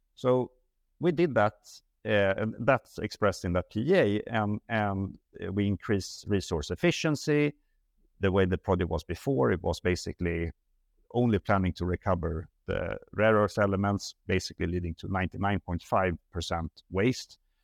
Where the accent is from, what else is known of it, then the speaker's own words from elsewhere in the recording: Sweden; moved away; I'm Swedish.